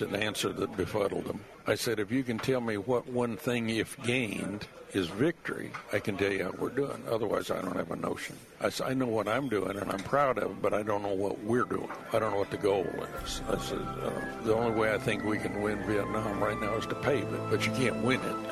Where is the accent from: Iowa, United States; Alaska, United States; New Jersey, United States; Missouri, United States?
Iowa, United States; moved away; I was still from Iowa at that time.